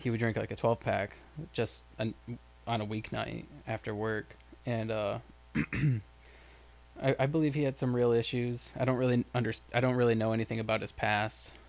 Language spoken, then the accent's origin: English; Lake Worth, Florida, United States; Michael and I grew up in Lake Worth, Florida